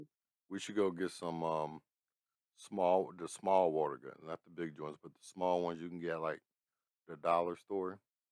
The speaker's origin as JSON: {"language": "English", "town": "Pittsburgh", "region": "Pennsylvania", "country": "United States", "said": "I'm from Pittsburgh. Only amusement park here is Kennywood."}